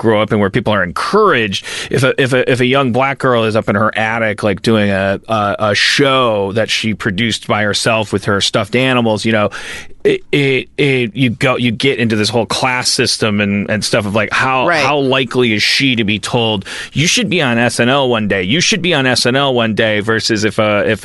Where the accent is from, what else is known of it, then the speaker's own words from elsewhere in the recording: Wisconsin, United States; I'm from Wisconsin